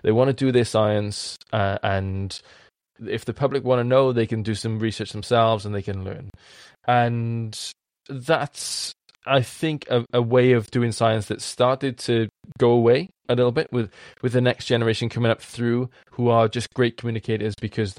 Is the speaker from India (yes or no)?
no; Wales, United Kingdom; accent: strong Welsh; Code switching is something that I do as a Welshman with a strong accent that needs to be heard by other people.